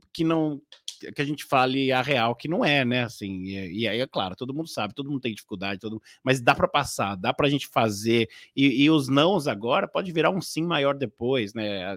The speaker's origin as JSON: {"language": "Portuguese", "area": "Casa Verde", "region": "São Paulo", "country": "Brazil", "said": "eu vim de uma, uma um vilarejo, né? É muito famoso norte-americano que se chama Greenhouse. É, mais conhecido como Casa Verde"}